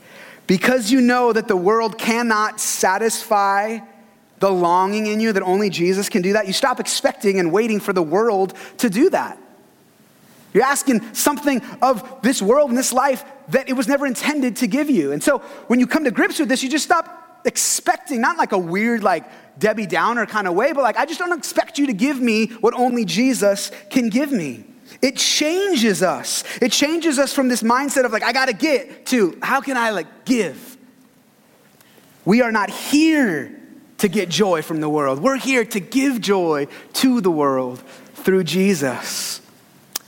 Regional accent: United States; we're from America

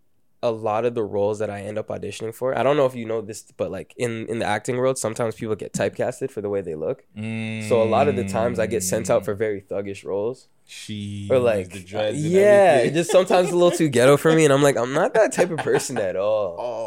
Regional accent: Brampton, Ontario, Canada; also born or lived in Toronto / Mississauga; I was born in Toronto, grew up in Brampton, and then I moved to Mississauga with my mom around like age 10. So I always kind of went between Brampton and Sauga

